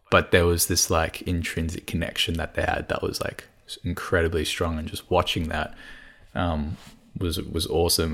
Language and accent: English; Melbourne, Victoria, Australia; first language Cantonese; English is a second language; growing up here